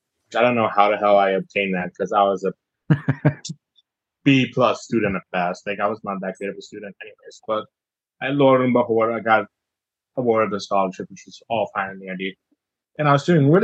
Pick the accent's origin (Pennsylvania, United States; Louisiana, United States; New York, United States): New York, United States; Buffalo; now in Ohio, United States; I am from Buffalo, but I lived like an hour away from Buffalo